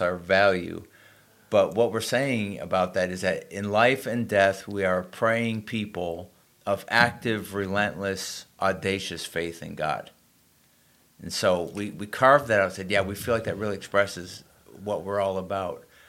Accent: Springfield, Massachusetts, United States; moved away; I actually was a high school student in my hometown in, in Springfield, Mass

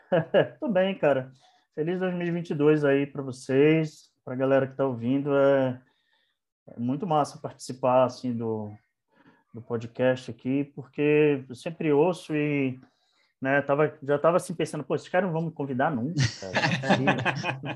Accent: Manaus, Amazonas, Brazil; also born or lived in Bahia; Então, eu sou de Manaus, eu nasci em Manaus, mas meus pais são pernambucanos, né?

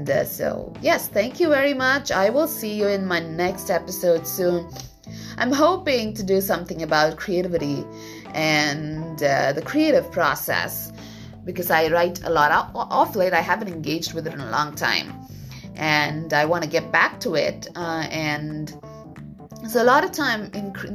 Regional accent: India; moved away as an adult; also born or lived in Vietnam; now in Japan; I was born and raised in India for a very long time. That's like 25 years.

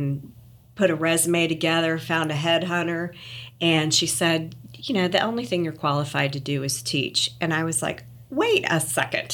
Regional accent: Kansas City, Missouri, United States; moved away as an adult; also born or lived in Champaign, Illinois / Little Rock, Arkansas / Memphis, Tennessee; now in Collierville, United States; I grew up in Kansas City, Missouri, and went to University of Missouri for college

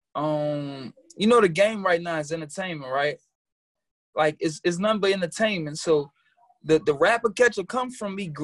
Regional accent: New Orleans, Louisiana, United States; now in New York, United States; I'm from New Orleans, Louisiana, an um nine ward native

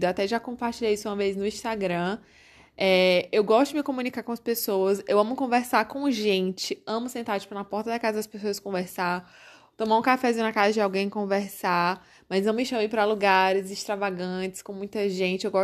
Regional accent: Corrente, Piauí, Brazil; also born or lived in Teresina; eu nasci em Teresina, gente. Eu nasci aqui mas fui sempre criada em corrente, então por isso que eu me considero muito mais correntina do que teresinense.

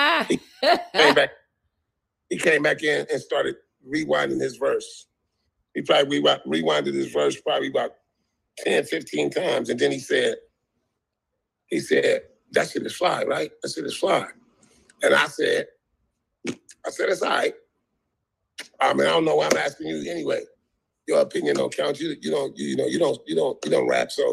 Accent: Compton, California, United States; I grew up in Compton

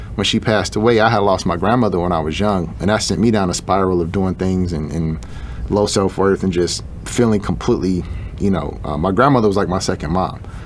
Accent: Chicago, Illinois, United States; I grew up in Chicago

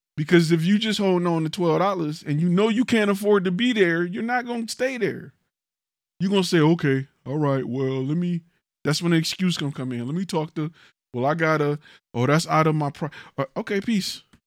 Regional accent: Detroit, Michigan, United States; now in Houston, United States; I'm from Detroit, right? In my neighborhood, we had a gun shop

